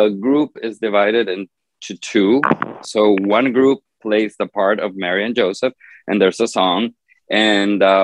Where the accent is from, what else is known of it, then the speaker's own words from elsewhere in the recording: Honduras; I'm from Honduras in Central America